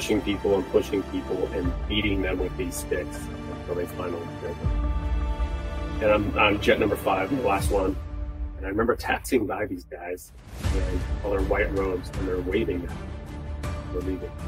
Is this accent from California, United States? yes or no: yes; San Diego, California, United States; moved away as an adult; now in Charleston, United States; in San Diego, in my hometown